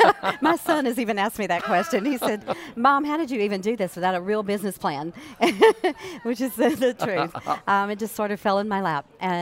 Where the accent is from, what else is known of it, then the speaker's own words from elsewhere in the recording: Lake Charles, Louisiana, United States; I went to our public libraries in Calcasieu Parish. I'm from Lake Charles.